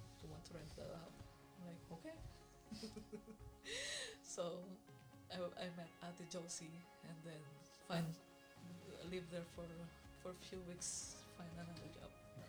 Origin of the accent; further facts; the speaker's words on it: Philippines; moved away as an adult; also born or lived in Hong Kong; now in Canada; I'm from the Philippines